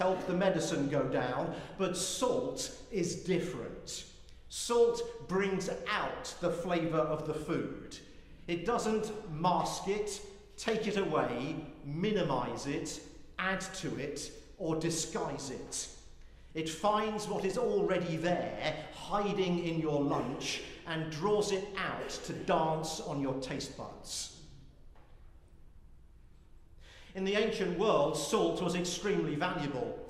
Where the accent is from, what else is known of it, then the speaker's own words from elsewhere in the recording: United Kingdom; moved away as an adult; now in United States; I'm British